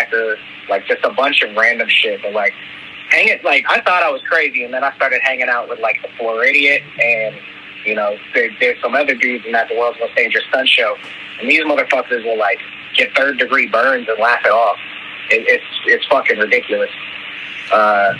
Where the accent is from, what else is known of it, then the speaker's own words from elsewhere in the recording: Fairborn, Ohio, United States; I'm from Ohio. It's a little city outside of Dayton. Fairborn.